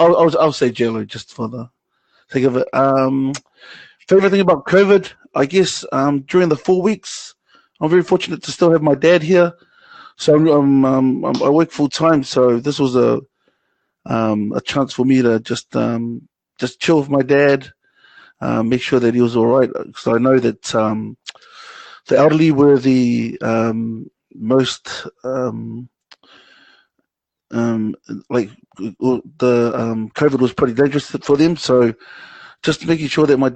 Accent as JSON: {"language": "English", "region": "Auckland", "country": "New Zealand", "tie": "born or raised there", "said": "born and bred Westie"}